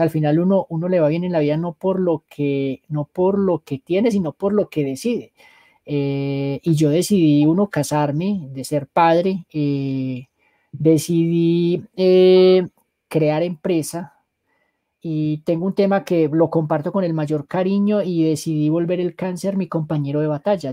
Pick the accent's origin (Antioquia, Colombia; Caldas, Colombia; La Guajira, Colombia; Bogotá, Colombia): Caldas, Colombia; Manizales; moved away as an adult; now in Bogotá, Colombia; yo soy de Manizales